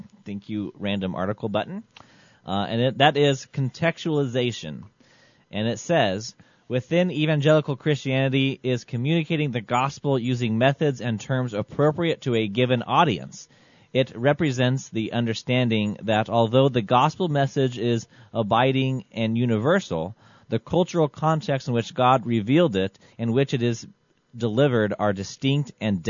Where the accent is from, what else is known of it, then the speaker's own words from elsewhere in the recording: Colorado, United States; moved away; When I grew up in Colorado, we had shovels.